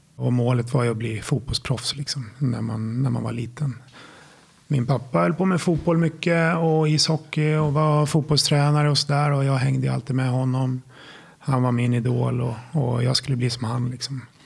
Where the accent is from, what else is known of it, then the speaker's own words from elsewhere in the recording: Sala, Västmanland, Sweden; moved away as an adult; jag kommer från Sala från början, Silverstaden. Ja, det är där jag är uppvuxen till eh, ungefär 25-årsåldern innan jag flyttade därifrån